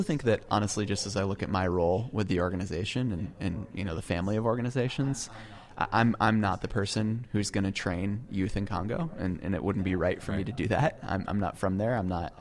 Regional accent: United States; I am an American and I do live here

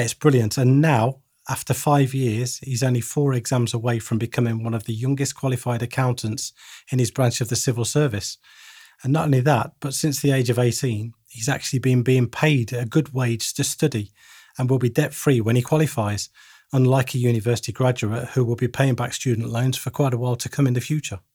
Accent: Bedworth, West Midlands, United Kingdom; my hometown of Bedworth in the Midlands

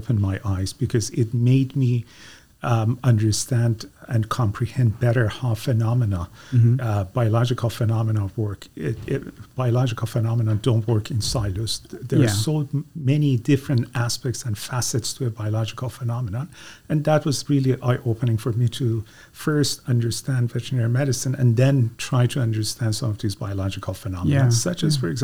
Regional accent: Iran; moved away as an adult; now in Guelph, Canada; I became a DVM student back in my home country of Iran

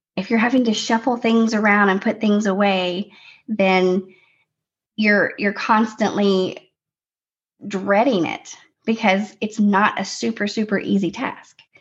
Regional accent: Tennessee, United States; We're from Tennessee

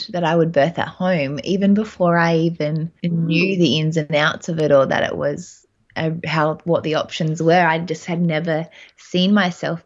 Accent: Adelaide, South Australia, Australia; So I'm from Adelaide. We live in Adelaide with my husband, Dan

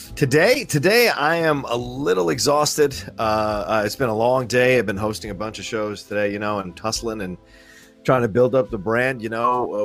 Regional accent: Virginia, United States; also born or lived in Philadelphia, Pennsylvania; I was born in Philly, but I was raised in Virginia since I was one years old

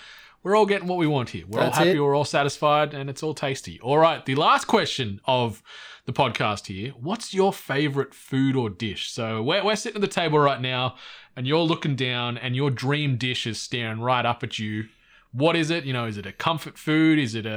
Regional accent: Cooma, New South Wales, Australia; growing up in Cooma, and my parents

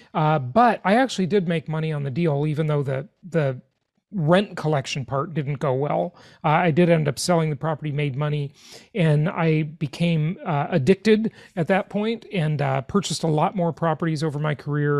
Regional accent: Los Angeles, California, United States; I grew up in Los Angeles, California

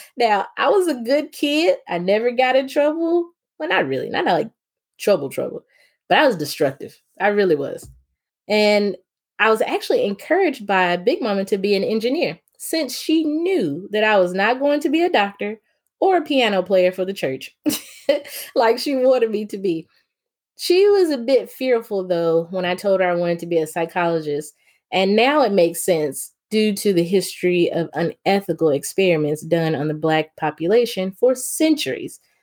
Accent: the South, United States; Growing up in the South

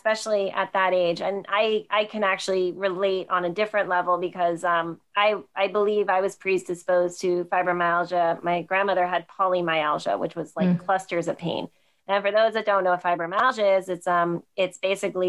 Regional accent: New Jersey, United States; moved away as an adult; also born or lived in Delaware; I'm originally from New Jersey

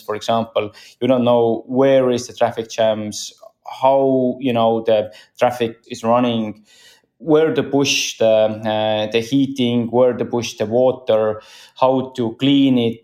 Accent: Estonia; I'm from Estonia

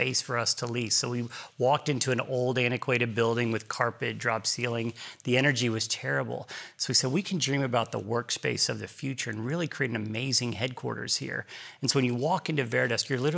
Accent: Galveston, Texas, United States; also born or lived in Houston; growing up in Galveston

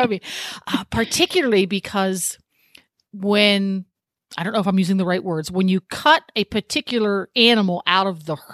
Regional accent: England, United Kingdom; I am an English girl through and through.

